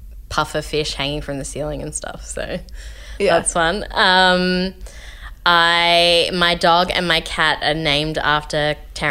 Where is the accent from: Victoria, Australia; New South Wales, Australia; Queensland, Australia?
Victoria, Australia; Melbourne; moved away as an adult; now in Los Angeles, United States; I grew up in Caulfield South in Melbourne